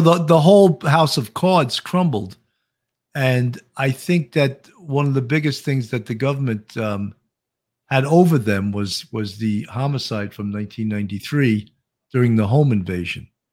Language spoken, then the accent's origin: English; New York, United States; accent: New York; my New York accent